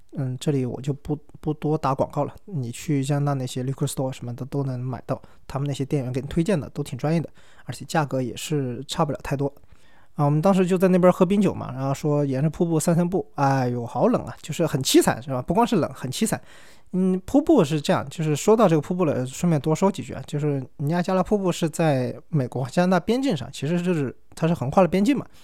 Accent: China; moved away as an adult; also born or lived in Canada / Venezuela; 我作为中国人，我就炒两个川菜嘛

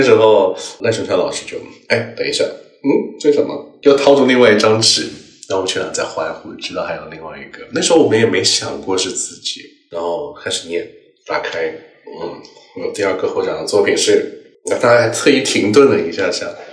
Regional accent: Pearl River Delta, Guangdong, China; first language Cantonese; Chinese is a second language; 因为我是珠三角长大的，就我距离香港那边也很近

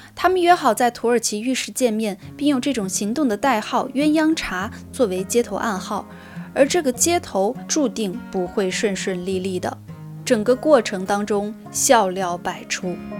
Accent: Chongqing, China; now in Beijing, China; 我今年很遗憾不能回我的老家重庆和我的爸妈一起团年了。那今年我还是会待在北京和我的家人在北京一起过年

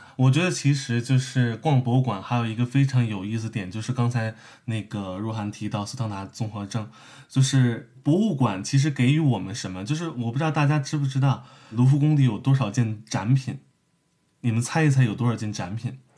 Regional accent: Beijing, China; moved away; 其实我是北京人啊，我是北京人

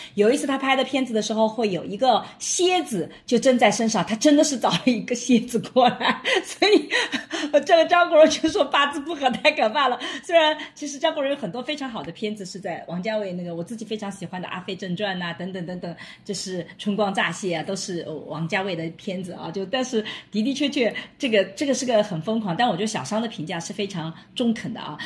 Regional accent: Suzhou, Jiangsu, China; moved away; also born or lived in Shanghai; 我在苏州吴家嘛，其实我，我的家乡镇就是在上海的边上

